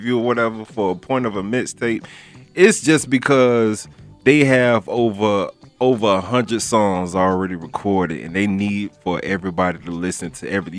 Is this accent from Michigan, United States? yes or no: no; Broward County, Florida, United States; Now you know you boy from Florida. You feel me? I'm from Broward County.